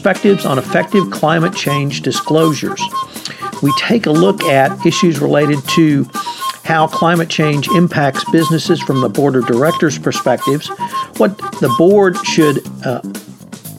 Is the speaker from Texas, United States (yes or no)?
yes; Houston, Texas, United States; I'm from Houston